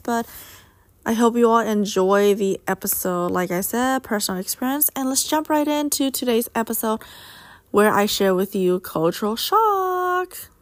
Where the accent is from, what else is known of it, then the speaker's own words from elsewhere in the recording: United States; Being Asian American, but a U S citizen